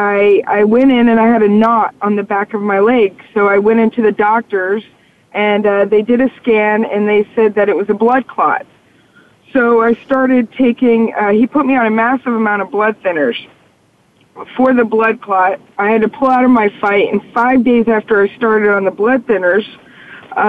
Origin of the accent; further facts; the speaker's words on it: La Quinta, California, United States; I'm from La Quinta, California